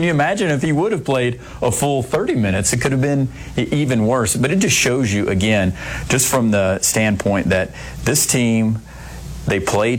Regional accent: Georgia, United States; But I grew up in Georgia

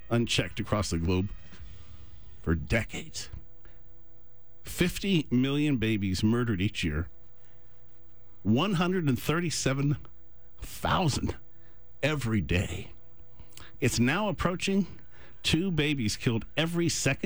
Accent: United States; Growing up in America

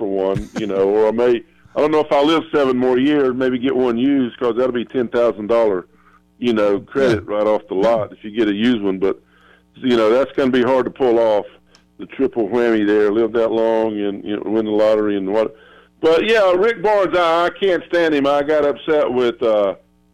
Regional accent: Gaffney, South Carolina, United States; moved away; I grew up in Gaffney

